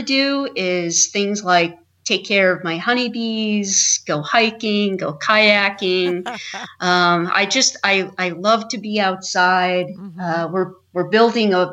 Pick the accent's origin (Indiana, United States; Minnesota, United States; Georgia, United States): Indiana, United States; also born or lived in Idaho / North Carolina / New York; now in Maine, United States; I was raised in Indiana.